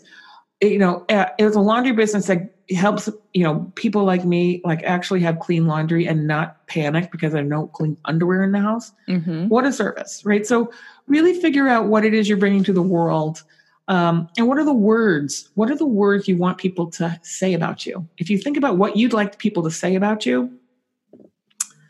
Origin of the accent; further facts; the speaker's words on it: San Francisco, California, United States; I'm from San Francisco